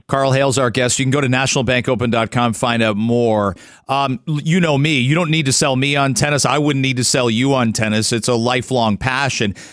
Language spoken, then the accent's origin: English; outside of London, Ontario, Canada; growing up outside of London, Ontario